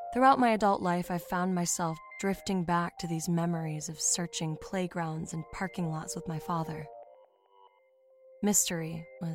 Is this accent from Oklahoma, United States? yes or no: yes; Oklahoma, United States; Back when I was still just a dirty-faced kid growing up in Oklahoma, my hometown, Stonewater, would organize a countywide treasure hunt every summer for the kids.